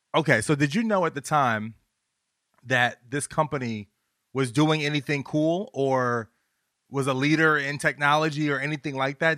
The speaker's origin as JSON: {"language": "English", "region": "Virginia", "country": "United States", "said": "I'm from Virginia"}